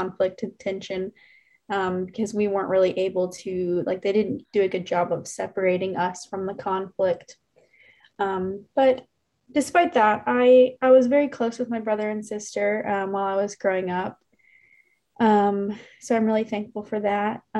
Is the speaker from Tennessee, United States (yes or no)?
yes; Memphis, Tennessee, United States; moved away as an adult; now in Alabama, United States; I'm from Memphis, Tennessee originally. And I grew up with a brother and a sister